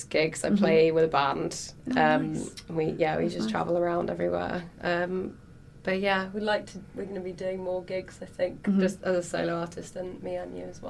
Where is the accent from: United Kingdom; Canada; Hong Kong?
United Kingdom; London; So my hometown show was London, and that was a really good gig.